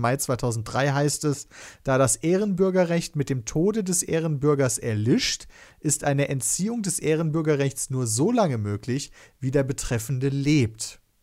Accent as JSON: {"language": "German", "town": "Kevelaer", "region": "North Rhine-Westphalia", "country": "Germany", "tie": "born or raised there", "also_born_or_lived": "Wesel", "said": "ich bin in Kevler geboren"}